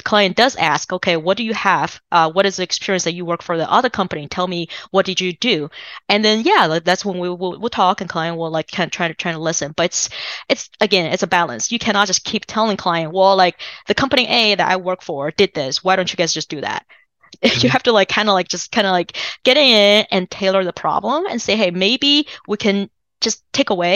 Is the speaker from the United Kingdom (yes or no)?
no; China; English is a second language; now in United States; so I'm originally from China